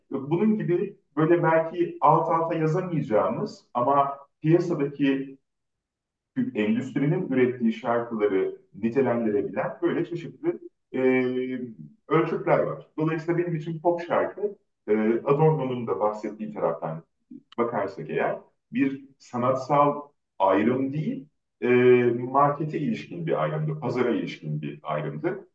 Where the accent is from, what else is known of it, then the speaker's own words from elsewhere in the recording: Ankara, Turkey; Ben doğma büyüme Ankaralıyım